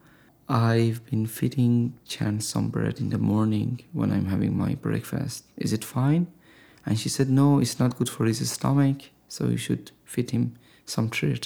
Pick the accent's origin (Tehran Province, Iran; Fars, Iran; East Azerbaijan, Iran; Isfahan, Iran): Tehran Province, Iran; Tehran; moved away as an adult; now in San Diego, United States; But I was born and raised in Tehran, and a significant part of my life, youth, was spent there.